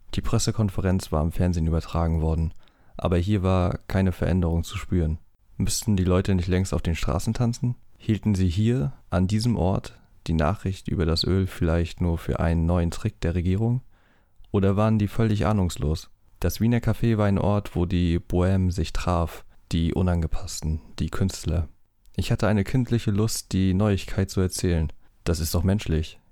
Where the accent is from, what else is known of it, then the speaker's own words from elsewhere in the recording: East Germany, Germany; ich komme halt aus dem Osten